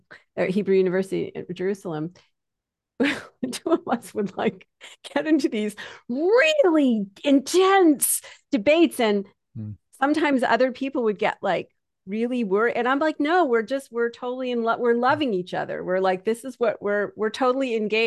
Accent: Canada; because I'm Canadian, but anybody who talks to me will think I'm from New York.

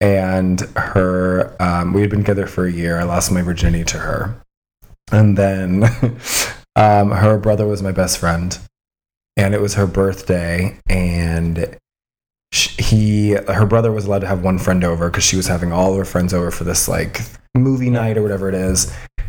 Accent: Colorado, United States; This is in Colorado.

